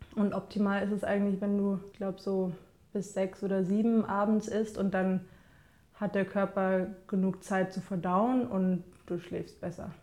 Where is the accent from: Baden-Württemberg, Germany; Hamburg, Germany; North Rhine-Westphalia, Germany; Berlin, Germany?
Berlin, Germany; ich bin ja in Kreuzberg aufgewachsen